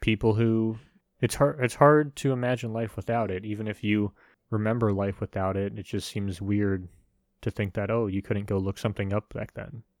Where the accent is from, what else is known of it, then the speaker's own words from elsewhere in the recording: United States; I'm an American